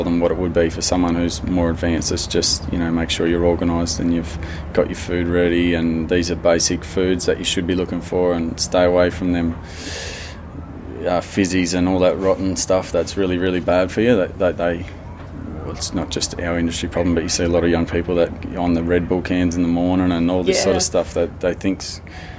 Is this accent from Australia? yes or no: yes; Stuart Town, New South Wales, Australia; I'm from Stuarttown